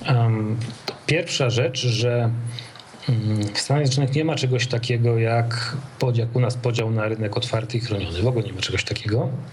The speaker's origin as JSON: {"language": "Polish", "country": "Poland"}